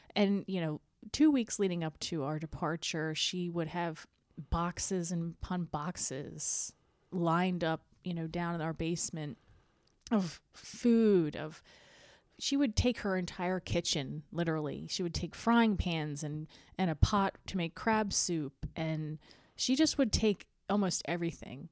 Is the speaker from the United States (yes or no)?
yes; the Eastern Shore, Maryland, United States; we grew up in Maryland, the Eastern Shore